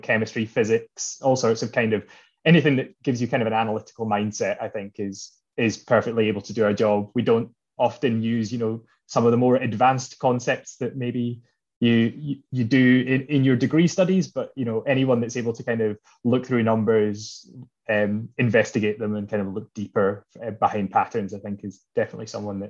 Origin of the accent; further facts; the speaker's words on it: Edinburgh, Scotland, United Kingdom; moved away as an adult; So I went to university at Heriot Watt in Edinburgh. I grew up in Edinburgh as well and was kind of looking to leave Edinburgh, try a new city, move somewhere different.